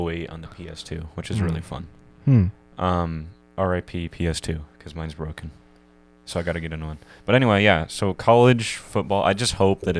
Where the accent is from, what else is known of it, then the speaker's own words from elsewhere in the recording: Arizona, United States; we are from Arizona.